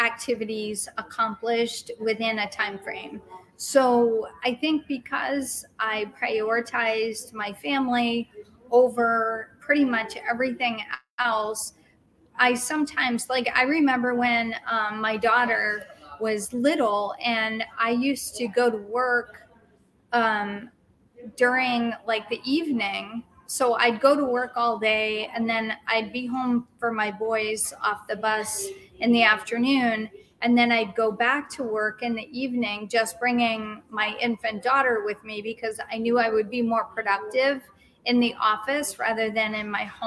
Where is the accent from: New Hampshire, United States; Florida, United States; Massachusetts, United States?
Massachusetts, United States; Boston; moved away as an adult; also born or lived in Penn State, Pennsylvania; I'm originally from Boston. I moved from Boston